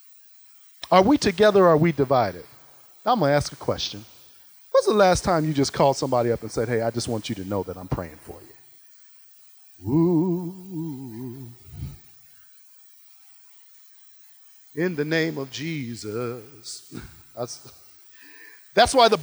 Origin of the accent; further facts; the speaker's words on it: Ohio, United States; I'm from Ohio